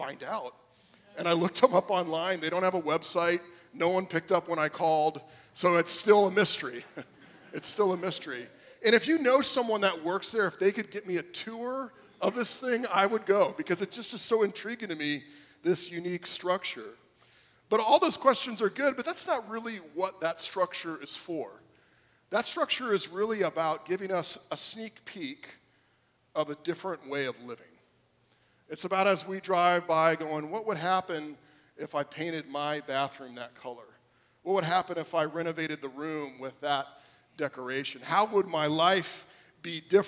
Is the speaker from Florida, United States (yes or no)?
yes; South Florida, United States; I grew up here in South Florida